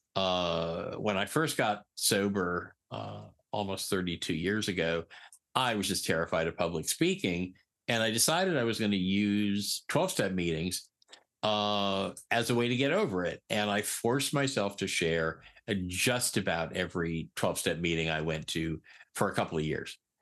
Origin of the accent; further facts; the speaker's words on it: Eastern Connecticut, United States; moved away as an adult; also born or lived in New York City / San Francisco / Hawaii; I was born in New York City. When I was nine, we moved to Eastern Connecticut. I was really fortunate. We grew up, I grew up on the beach